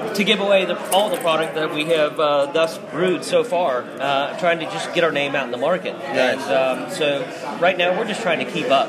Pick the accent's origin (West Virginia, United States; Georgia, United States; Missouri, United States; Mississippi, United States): Georgia, United States; Atlanta; I'm from Atlanta